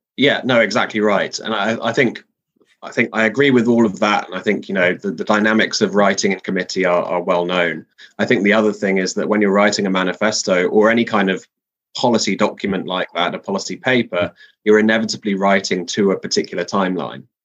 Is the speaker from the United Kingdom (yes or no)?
yes; London, United Kingdom; I'm a Londoner by background